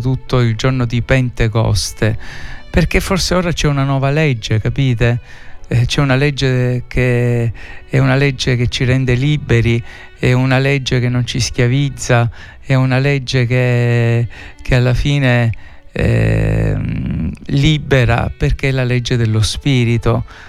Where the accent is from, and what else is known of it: Sicily, Italy